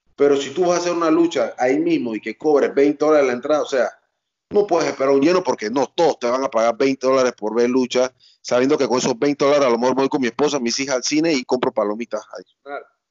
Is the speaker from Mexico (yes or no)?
no; Panama; también veía de niño en Canal 4, un canal local aquí en Panamá